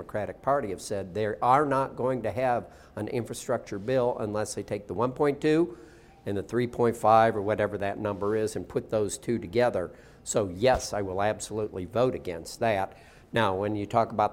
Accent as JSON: {"language": "English", "region": "southern Indiana", "country": "United States", "tie": "born or raised there", "said": "I grew up in southern Indiana"}